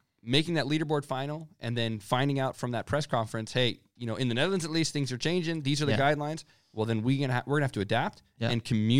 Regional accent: United States; I'm American, right?

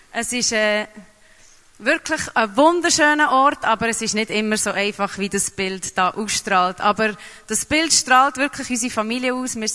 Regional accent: Papua New Guinea; also born or lived in Geneva; now in Switzerland; weil ich bin äh, mehrsprachig aufgewachsen in Neuguinea und habe drei Sprachen geredet, bin dahergekommen, habe in Genf die Ausbildung gemacht, habe Französisch geredet

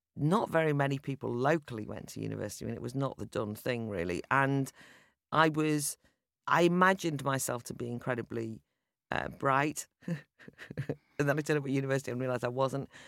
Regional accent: North Wales, United Kingdom; I'm from an Irish Catholic background, probably fairly typical of the Irish immigrants who came over, ended up living in North Wales

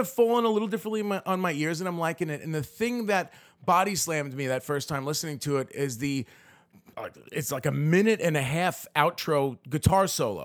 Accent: New York City, New York, United States; the Bergen Beach area that I grew up in was definitely, like, a, a, a very Italian neighborhood

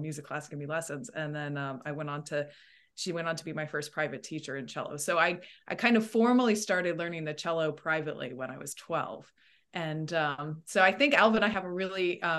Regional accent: Northern Virginia, United States; moved away as an adult; now in United Kingdom; I was introduced to the cello in my public elementary school in Northern Virginia

